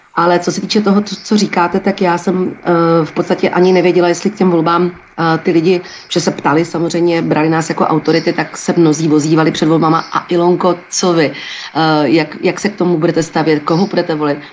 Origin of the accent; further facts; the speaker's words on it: Turnov, Liberec Region, Czechia; já jsem z malého města, já jsem z Turnovat malého. No, jsem z města